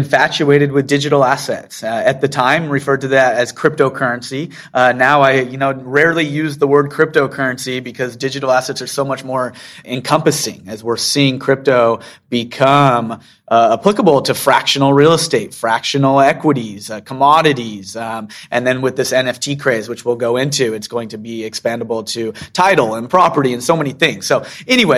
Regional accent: Seattle, Washington, United States; now in Utah, United States; I actually grew up in Seattle

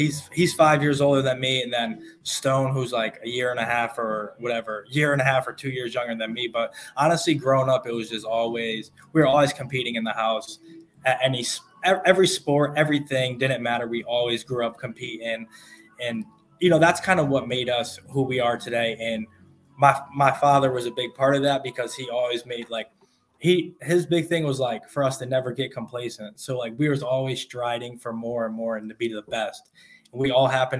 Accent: Middletown, Connecticut, United States; I'm from Middletown, Connecticut, you know, decent sized town

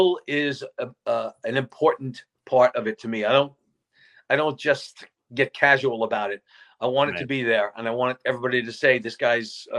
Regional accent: New York, United States; I'm a New Yorker I'm an Italian guy from New York.

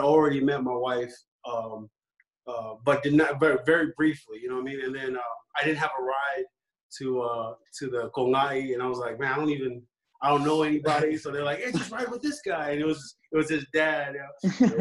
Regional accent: Alaska, United States; also born or lived in San Francisco, California / Hawaii; now in Las Vegas, United States; I was born in San Francisco and then we moved up to Alaska in like '98 of November

